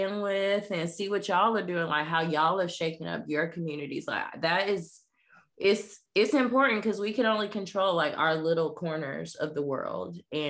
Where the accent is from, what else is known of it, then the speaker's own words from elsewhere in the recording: the South, United States; especially I grew up in the South.